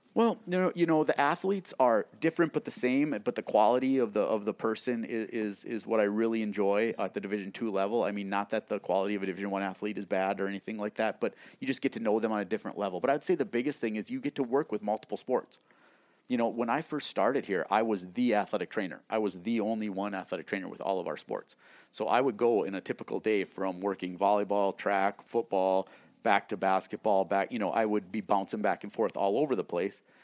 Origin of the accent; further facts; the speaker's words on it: New England, North Dakota, United States; moved away; I grew up in small town North Dakota. Um, it's a town of about a thousand people, New England, North Dakota.